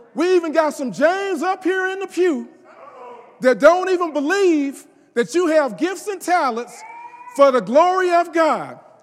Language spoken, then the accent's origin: English; the South, United States; I'm from the South